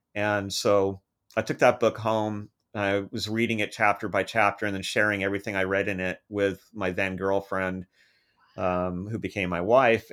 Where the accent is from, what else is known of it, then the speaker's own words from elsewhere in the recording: United States; growing up in American schools